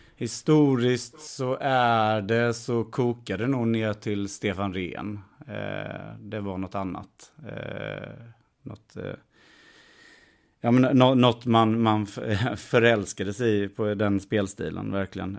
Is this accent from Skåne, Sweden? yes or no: no; Värnamo, Jönköping County, Sweden; moved away; född och uppväxten i Värnamo